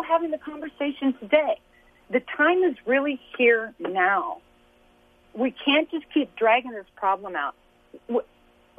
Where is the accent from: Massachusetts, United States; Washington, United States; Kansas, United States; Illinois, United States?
Kansas, United States; Lawrence; I was born and raised in Lawrence, Kansas